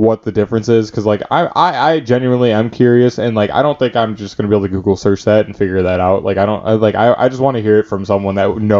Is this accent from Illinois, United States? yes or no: yes; Chicago, Illinois, United States; I'm from Chicago.